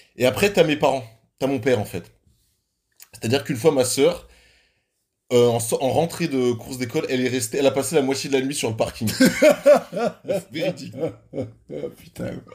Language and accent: French; Switzerland; chez nous, en Suisse